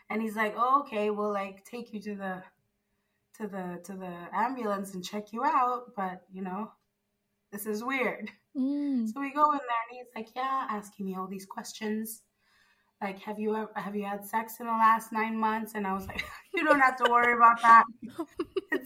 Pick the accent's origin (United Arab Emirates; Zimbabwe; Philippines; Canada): Zimbabwe; now in Italy; I'm from Zimbabwe.